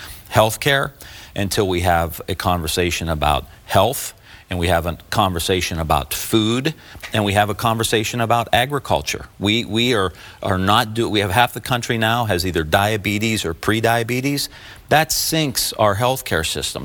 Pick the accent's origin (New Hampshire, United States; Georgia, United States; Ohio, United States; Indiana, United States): Ohio, United States; Youngstown; I grew up in Northeast Ohio and just outside of Youngstown